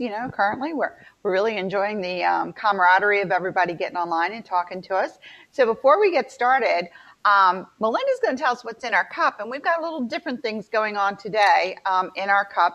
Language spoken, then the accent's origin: English; the South, United States; I'm from the South